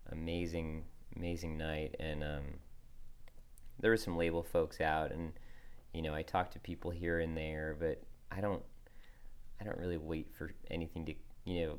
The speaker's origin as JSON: {"language": "English", "region": "Northeast", "country": "United States", "tie": "born or raised there", "said": "I grew up in the Northeast"}